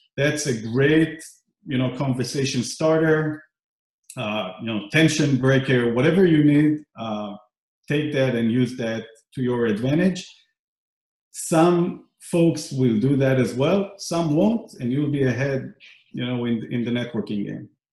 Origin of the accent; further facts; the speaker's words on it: Israel; moved away; I grew up in Israel